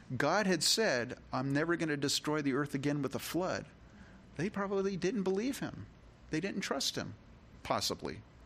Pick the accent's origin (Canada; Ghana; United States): United States; California; now in Rochester, United States; I grew up in California